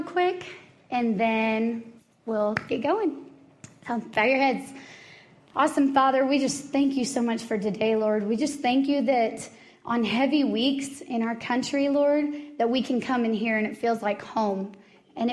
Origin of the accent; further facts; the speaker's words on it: Dallas, Texas, United States; moved away as an adult; now in Colorado, United States; I am originally from Dallas, Texas, and moved here about 10 years ago.